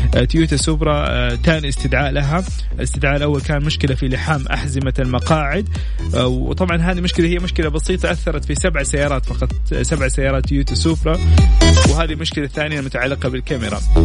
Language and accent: Arabic; Saudi Arabia; كأول سعودي